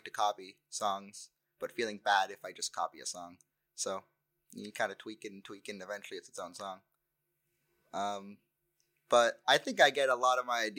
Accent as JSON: {"language": "English", "town": "Newton", "region": "Massachusetts", "country": "United States", "tie": "born or raised there", "moved": "as an adult", "lives_now": "Orono, United States", "said": "I grew up in Newton, Massachusetts"}